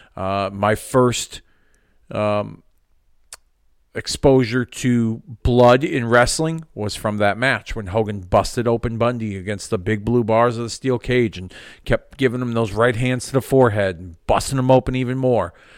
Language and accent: English; Hartford, Connecticut, United States; Hartford, in my hometown